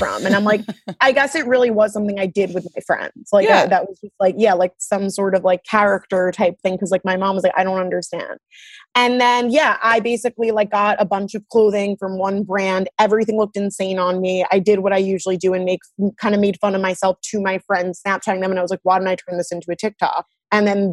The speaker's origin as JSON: {"language": "English", "town": "New York City", "region": "New York", "country": "United States", "tie": "born or raised there", "also_born_or_lived": "Long Island, New York / Delaware", "lives_now": "New York City, United States", "said": "I grew up on the Upper East Side"}